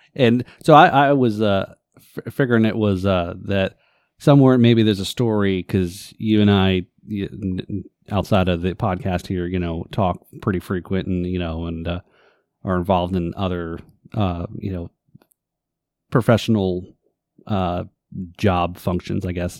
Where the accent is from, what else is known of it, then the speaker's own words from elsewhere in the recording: New Jersey, United States; also born or lived in Northeast US; now in Florida, United States; I live in New Jersey. I was born in New Jersey